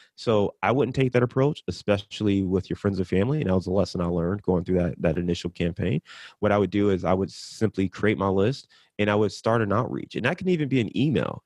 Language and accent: English; Cleveland, Ohio, United States; I'm from Cleveland